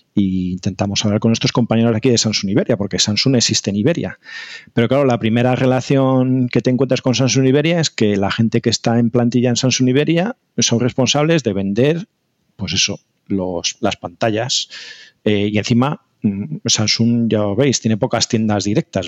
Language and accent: Spanish; Spain; nosotros los españoles